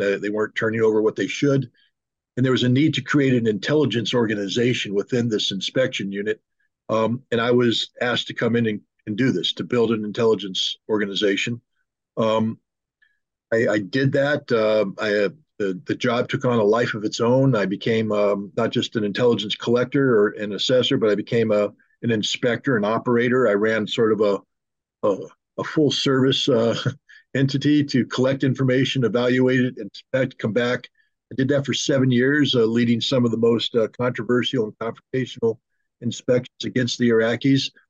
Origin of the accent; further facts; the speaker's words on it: United States; I'm a very loyal American, patriotic American.